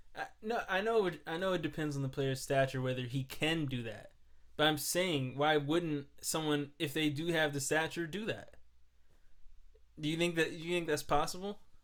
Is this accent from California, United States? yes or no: no; New York, United States; I'm from New York